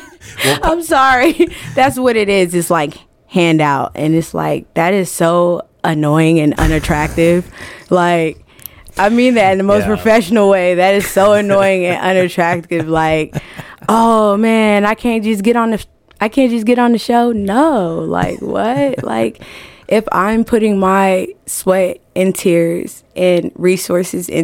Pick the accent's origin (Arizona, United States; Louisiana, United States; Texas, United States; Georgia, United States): Georgia, United States; Atlanta; also born or lived in Trenton, New Jersey; now in Iowa, United States; I was raised in Atlanta, Gwinnett County to be exact, Atlanta